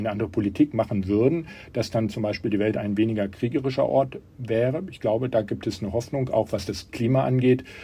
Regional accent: Germany; Das heißt, ich darf nicht spenden, andere Deutsche oder andere Nicht-US-Bürger dürfen nich

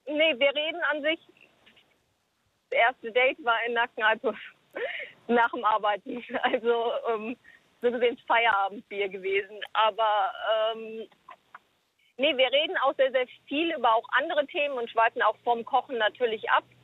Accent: South Africa; now in Germany; Also ich bin halt Südafrikanerin, das heißt, ich werde auch wieder zurück in meine Heimat nach Südafrika gehen

